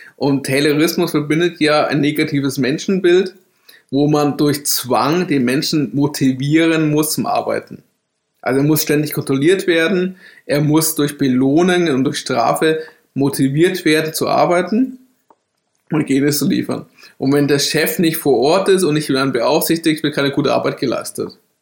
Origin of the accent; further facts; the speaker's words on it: Bavaria, Germany; ich bin in Bayern aufgewachsen